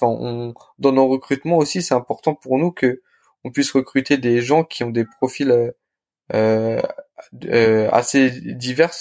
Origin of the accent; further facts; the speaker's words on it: Le Blanc-Mesnil, Île-de-France, France; j'ai grandi à Blanc-Ménil. J'ai euh, fait toute ma scolarité euh, bah, au lycée, enfin au collège, au lycée à Blanc-Ménil.